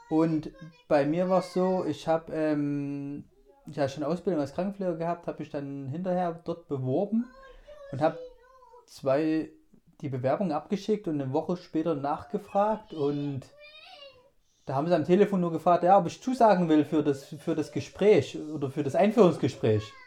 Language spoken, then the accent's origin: German; Germany; ich bin Deutscher